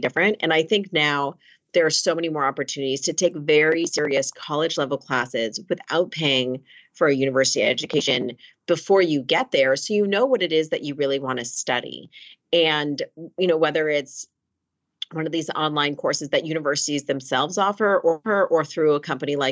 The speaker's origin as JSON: {"language": "English", "town": "Los Angeles", "region": "California", "country": "United States", "tie": "born or raised there", "also_born_or_lived": "Princeton", "moved": "as an adult", "said": "I grew up in Los Angeles and I went to a high school out here"}